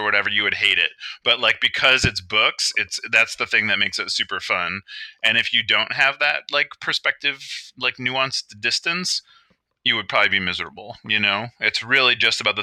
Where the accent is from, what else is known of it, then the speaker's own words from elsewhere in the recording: Cleveland, Ohio, United States; I grew up in Cleveland, like in the 70s